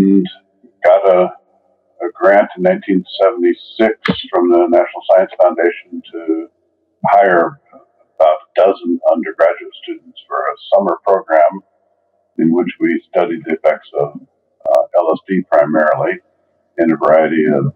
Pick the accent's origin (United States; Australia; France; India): United States; Oregon; moved away as an adult; also born or lived in Iowa; now in San Diego, United States; I grew up in Oregon